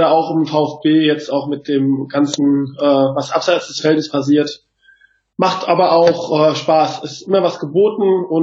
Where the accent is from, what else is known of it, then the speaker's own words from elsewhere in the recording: Mainz, Rhineland-Palatinate, Germany; Ich komme aus Mainz